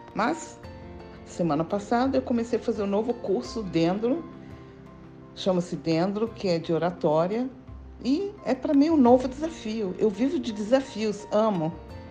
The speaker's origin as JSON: {"language": "Portuguese", "country": "Brazil", "tie": "born or raised there", "also_born_or_lived": "Israel", "first_language": "German", "second_language": "Portuguese", "said": "de pais austríacos. E nós viemos para o Brasil em fevereiro de 1952"}